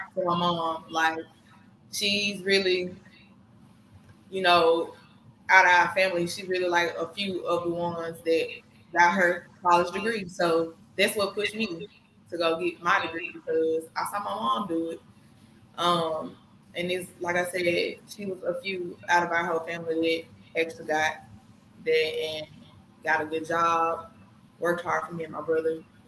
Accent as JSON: {"language": "English", "town": "Senatobia", "region": "Mississippi", "country": "United States", "tie": "born or raised there", "also_born_or_lived": "Memphis, Tennessee", "said": "we started off in Memphis and we moved to Senatobia when my brother turned. I think no, I turned three."}